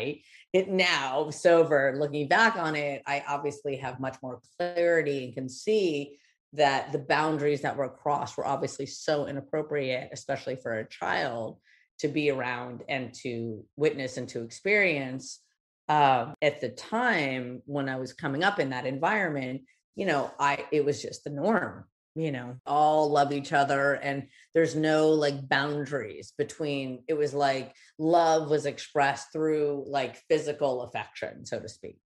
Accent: Los Angeles, California, United States; growing up there

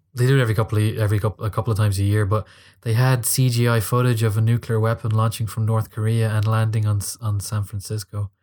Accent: Ireland; I'm an Irish guy in Dublin

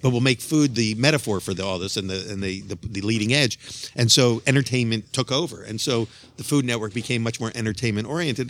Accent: Philadelphia, Pennsylvania, United States; I'm from Philadelphia, Pennsylvania

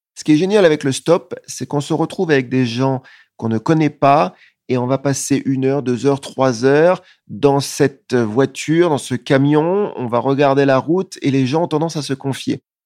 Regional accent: France; je suis français

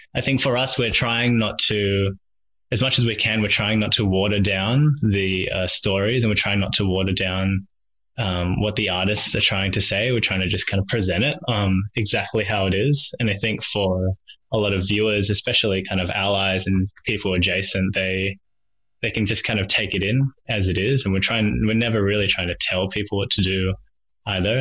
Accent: Melbourne, Victoria, Australia; moved away as an adult; now in Sydney, Australia; grew up in the sleepy suburbs of uh, Springvale, crazy uh, melting pot of culture, I suppose, in Melbourne

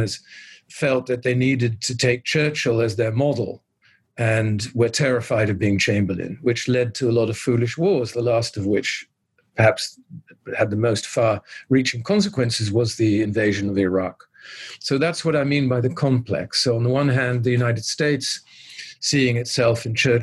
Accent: Netherlands; I was born in the Netherlands in 1951, so very much still in the shadow of World War II. My father was Dutch. My mother was British

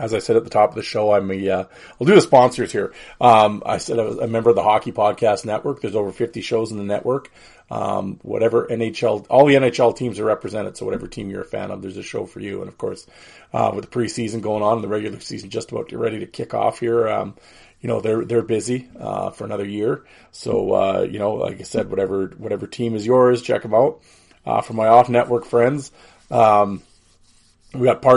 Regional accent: Saskatoon, Saskatchewan, Canada; We grew up together in Saskatoon

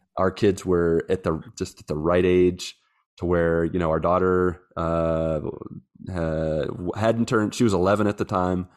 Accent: West Virginia, United States; moved away as an adult; now in Brazil; I'm from West Virginia

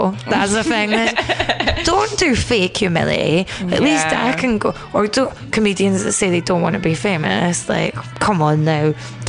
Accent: Scotland, United Kingdom; I see myself more as Irish Catholic. If you're Catholic in Scotland, you think of your, well, a lot of people think of themselves as Irish Catholic because all our families come from there.

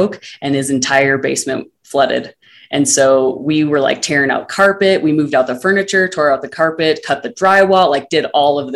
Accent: northern Minnesota, United States; moved away as an adult; also born or lived in Denver, Colorado; my hometown in northern Minnesota

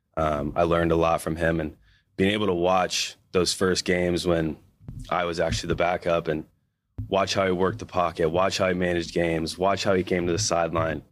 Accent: Missouri, United States; moved away as an adult; now in Seattle, United States; being a, a Midwestern guy, you know, U S C is, like, massive to you when you're a kid growing up in Missouri

